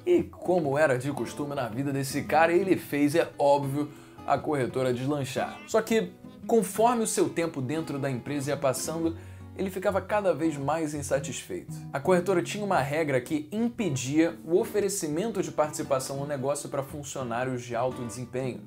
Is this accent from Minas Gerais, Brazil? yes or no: no; Rio de Janeiro, Brazil; minha cidade natal, Rio de Janeiro